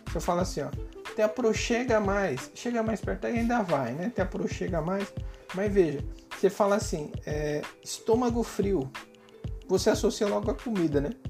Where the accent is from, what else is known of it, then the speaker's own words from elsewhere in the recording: São Paulo, Brazil; eu moro aqui no Nordeste, sou de São Paulo, né? Mas moro no Nordeste